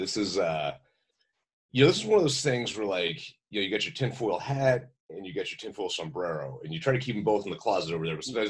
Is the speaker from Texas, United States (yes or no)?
yes; Texas, United States; I grew up in Texas, which you might as well be part of the South.